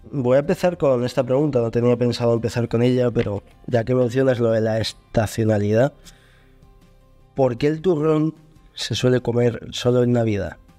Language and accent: Spanish; León, Castile and León, Spain; yo soy de León